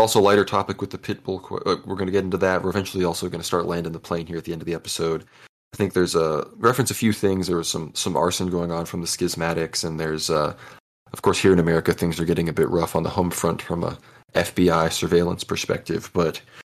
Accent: Turks & Caicos Islands; moved away; I grew up in the Turks and Caicos Islands in the Caribbean

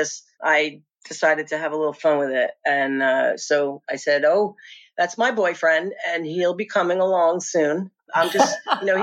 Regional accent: Long Island, New York, United States; I grew up watching on Long Island

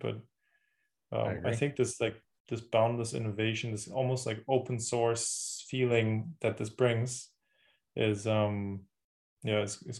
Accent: Germany; English is a second language; Well, so, you know, I'm from Germany, currently living there

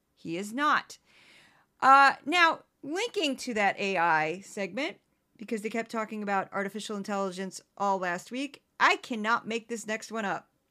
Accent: Missouri, United States; I'm from Missouri. Uh, my accent, if I let it unleash, is not that different from the one I just did

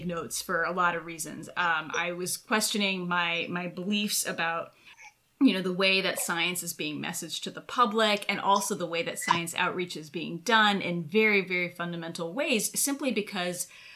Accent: United States; moved away as an adult; now in Israel; As an American living in Israel

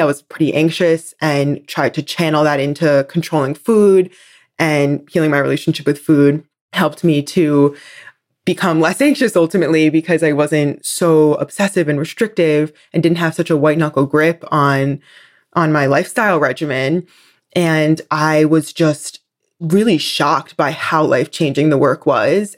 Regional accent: New Jersey, United States; I grew up in New Jersey on the East Coast

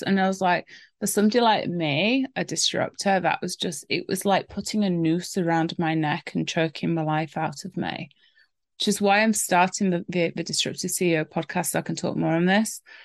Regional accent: England, United Kingdom; I'm English after all

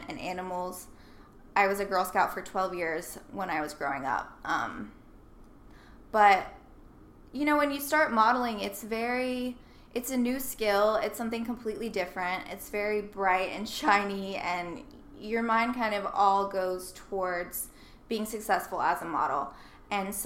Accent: Nashville, Tennessee, United States; I grew up in Nashville

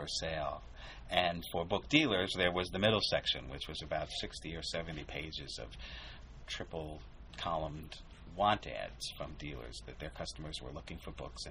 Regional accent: Binghamton, New York, United States; moved away as an adult; also born or lived in Long Island / Manhattan; now in Syracuse, United States; I grew up in Binghamton, which is not that far away

